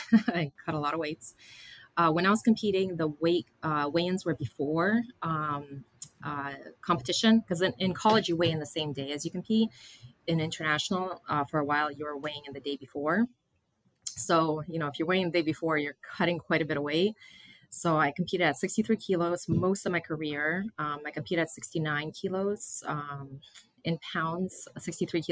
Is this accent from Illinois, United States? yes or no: no; Massachusetts, United States; moved away as an adult; I grew up in Massachusetts.